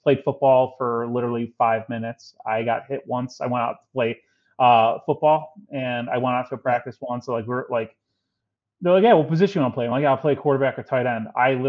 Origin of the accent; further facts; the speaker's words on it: Chicago, Illinois, United States; For sure. So I'm born and raised in Chicago, grew up on the south side of Chicago. I'm a child of the, you know, mid 80s or, you know, and a, you know, teenager of the 90s. So growing up in Chicago